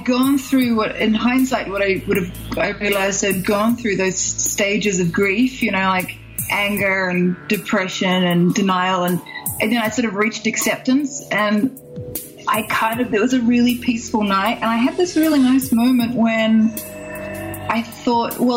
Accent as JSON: {"language": "English", "country": "New Zealand", "said": "I'm from New Zealand"}